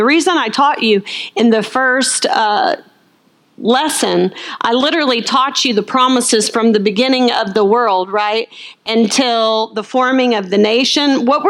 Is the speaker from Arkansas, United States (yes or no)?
yes; Arkansas, United States; Now listen, I'm from Arkansas, I can clean a plate.